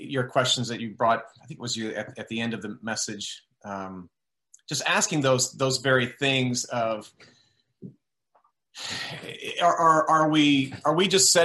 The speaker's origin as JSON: {"language": "English", "region": "Texas", "country": "United States", "tie": "born or raised there", "said": "as a child and growing up in Texas"}